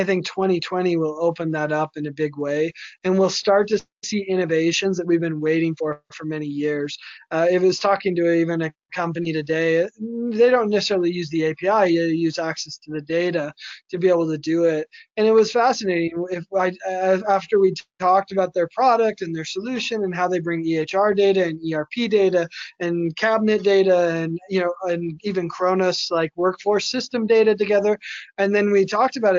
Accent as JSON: {"language": "English", "town": "Las Vegas", "region": "Nevada", "country": "United States", "tie": "born or raised there", "said": "my hometown in Vegas"}